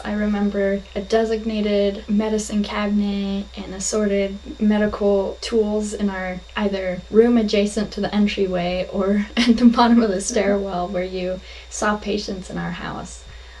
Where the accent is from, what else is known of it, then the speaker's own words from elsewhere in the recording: Kathmandu, Bagmati, Nepal; also born or lived in Mugu; I decided to sit down with my mother to talk with her about her work while I was growing up in Nepal, both the capital city of Kathmandu and the village of Mugu.